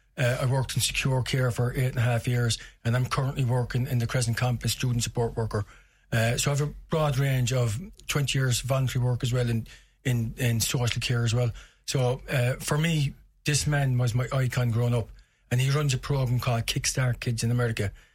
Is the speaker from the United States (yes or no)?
no; Limerick, Munster, Ireland; growing up in South Hill